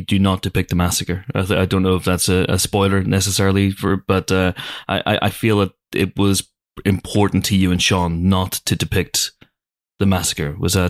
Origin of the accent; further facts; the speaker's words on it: Northern Ireland, United Kingdom; moved away; I also grew up in, I'm Northern Irish, so I grew up in I grew up in a country where guns were policemen were walking around with guns.